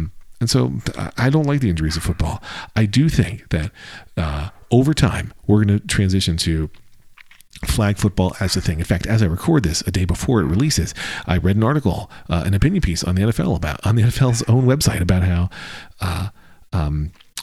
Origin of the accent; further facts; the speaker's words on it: Philadelphia, Pennsylvania, United States; I grew up in Philadelphia as well. I grew up in southeastern Pennsylvania